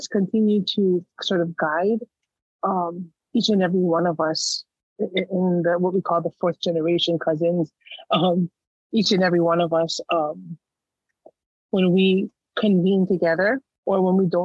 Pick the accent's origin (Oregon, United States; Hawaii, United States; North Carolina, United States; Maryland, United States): Hawaii, United States; Waimanalo; I was born and raised in a small town on the southeast side of the island of Oahu in Hawaii, in a town called Waimanalo